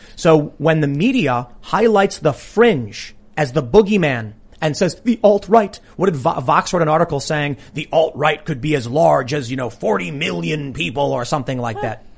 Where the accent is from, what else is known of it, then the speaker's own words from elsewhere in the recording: Chicago, Illinois, United States; I have friends that I used to skate with every day that I grew up in Chicago